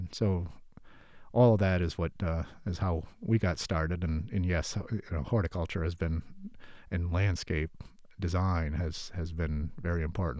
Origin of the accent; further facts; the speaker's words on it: Connecticut, United States; But my background prior to that was I grew up in Connecticut in a garden center nursery family, and my dad was a landscape architect